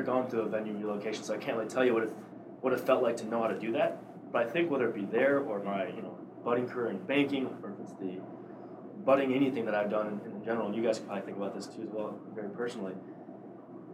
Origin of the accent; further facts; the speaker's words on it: Downers Grove, Illinois, United States; moved away; Downers Grove, my hometown